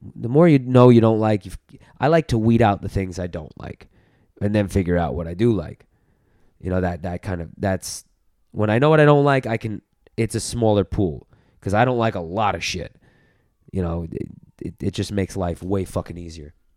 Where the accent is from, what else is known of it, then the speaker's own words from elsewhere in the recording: New York City, New York, United States; also born or lived in Los Angeles; in L A, like, being a New Yorker